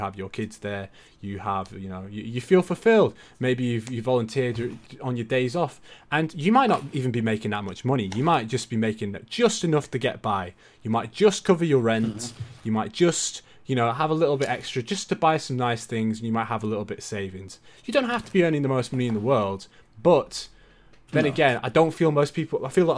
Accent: Brisbane, Queensland, Australia; moved away; also born or lived in Tweed Heads; I was born in Brisbane. I used to live in Tweed Heads

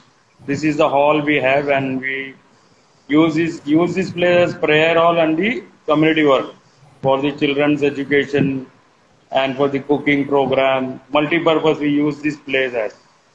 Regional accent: Kanyakumari, Tamil Nadu, India; now in Mumbai, India; I'm basically from Kanyakumari. We are staying here in Mumbai since the past 45 years here in Mumbai with mom and dad and family.

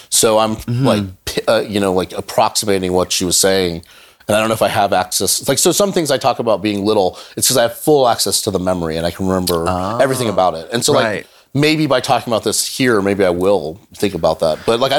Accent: Louisiana, United States; born there; I was born in Louisiana. My mother's from Chile

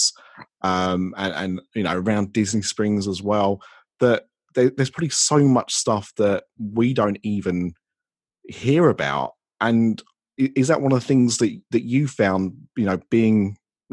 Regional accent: United Kingdom; I'm British

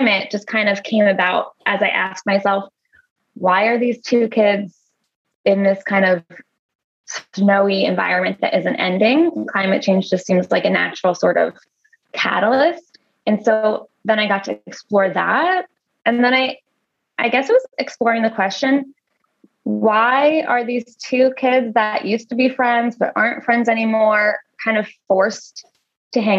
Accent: Long Island, New York, United States; I grew up on Long Island

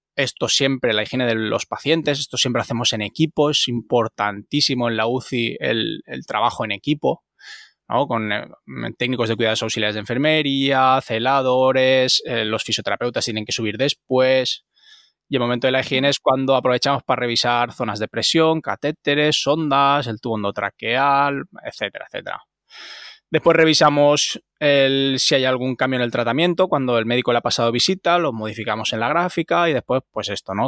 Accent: Almenara, Valencian Community, Spain; un chaval o no tan chaval ya, porque ya uno ya es un poquito viejuno, de un pueblecito de Castellón que se llama Almenara

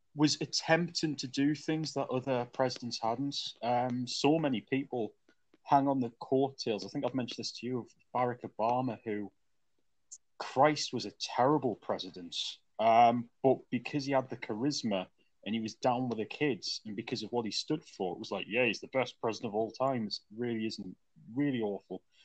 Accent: United Kingdom; as a Brit

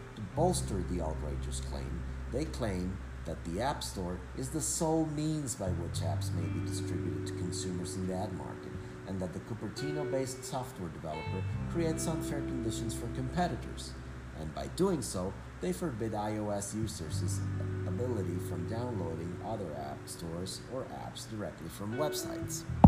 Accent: Venezuela; I am from Venezuela

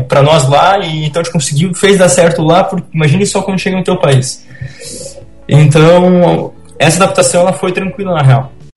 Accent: Curitiba, Paraná, Brazil; now in Balneário Camboriú, Brazil; eu sou natural de Curitiba

